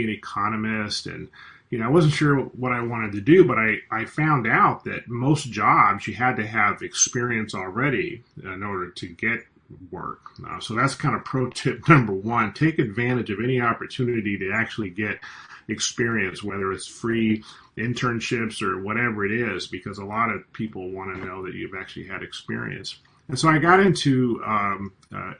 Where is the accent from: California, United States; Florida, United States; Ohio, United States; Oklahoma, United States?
California, United States; also born or lived in Washington, D.C.; I'm an American. I grew up in California.